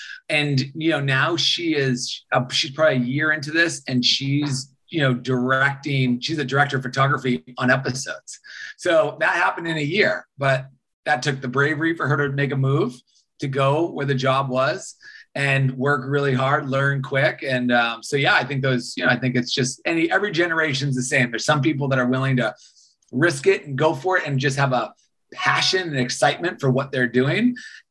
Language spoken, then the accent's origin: English; Boston, Massachusetts, United States; moved away as an adult; also born or lived in Los Angeles; I grew up in Boston, Massachusetts